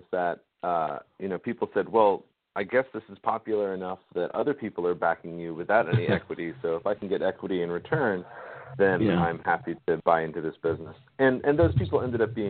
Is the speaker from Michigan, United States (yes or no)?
no; Maine, United States; now in North Carolina, United States; my hometown newspaper up in Maine